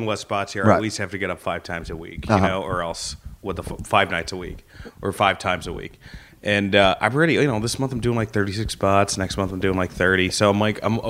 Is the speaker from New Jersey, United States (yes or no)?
yes; New Jersey, United States; moved away as an adult; also born or lived in New York / Indiana; now in Los Angeles, United States; I'm from New Jersey originally